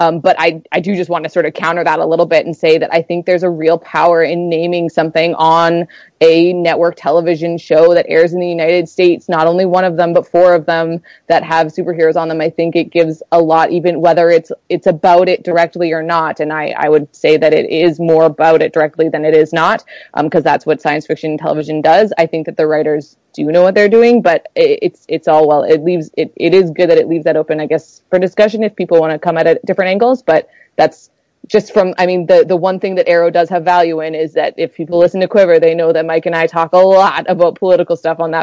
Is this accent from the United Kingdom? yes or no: no; Canada; I'm from Canada